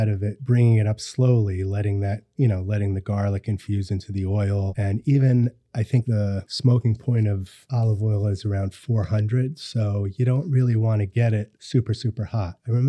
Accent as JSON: {"language": "English", "town": "Hawthorne", "region": "New York", "country": "United States", "tie": "born or raised there", "also_born_or_lived": "Yonkers", "said": "So I grew up in Westchester County. I was born in Yonkers. I grew up in Hawthorne, Mount Pleasant area."}